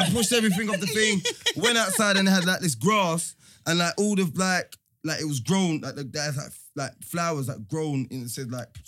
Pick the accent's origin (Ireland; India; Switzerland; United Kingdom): United Kingdom; I was born here